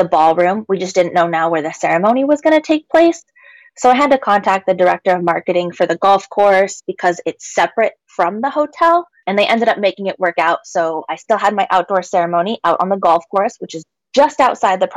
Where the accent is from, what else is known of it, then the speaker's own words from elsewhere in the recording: Washington, United States; my home state here in Washington